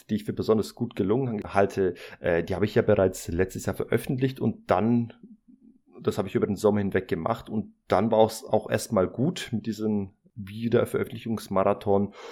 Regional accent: Hesse, Germany; Hallo, ich komme aus Hessen.

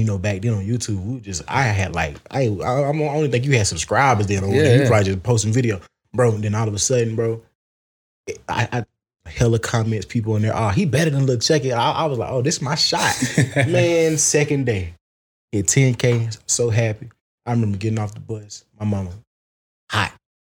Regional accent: the South, United States; And then my rapping just come from just growing up in the South.

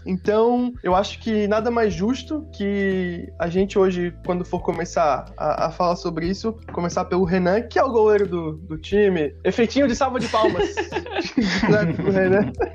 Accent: Brazil; a gente como brasileiro

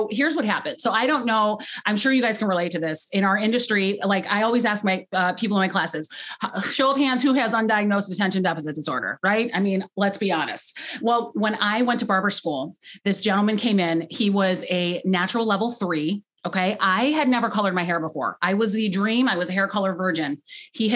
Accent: Youngstown, Ohio, United States; now in Cleveland, United States; So I actually grew up in Youngstown, which is about an hour south.

